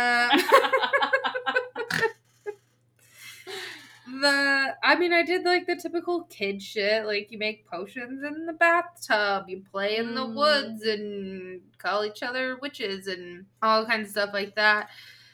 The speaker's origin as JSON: {"language": "English", "region": "Southern Illinois", "country": "United States", "tie": "born or raised there", "said": "I grew up in Southern Illinois"}